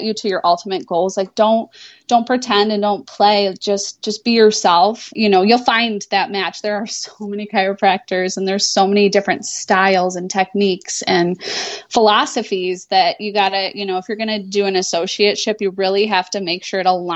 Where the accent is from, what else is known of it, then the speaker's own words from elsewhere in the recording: Finger Lakes, upstate Western New York, United States; moved away as an adult; also born or lived in Chicago, Illinois / Metro Detroit, Michigan; now in Rochester, United States; I'm not from Rochester. I'm from south of here in the Finger Lakes